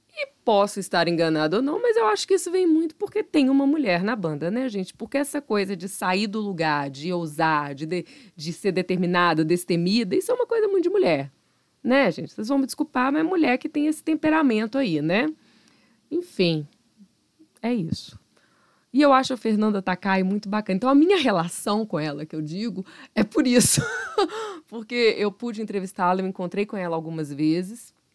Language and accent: Portuguese; Minas Gerais, Brazil